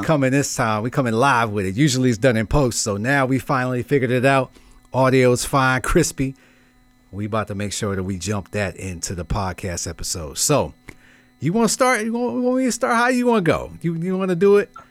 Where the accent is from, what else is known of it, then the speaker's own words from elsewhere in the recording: New York City, New York, United States; I'm from Brooklyn